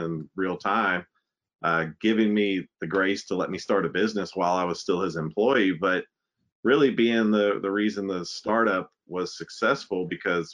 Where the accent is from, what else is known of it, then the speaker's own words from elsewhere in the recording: Lexington, Kentucky, United States; I am a Lexington boy. I grew up in Lexington, went to Clay's Mill, Jesse Clark, and Lafayette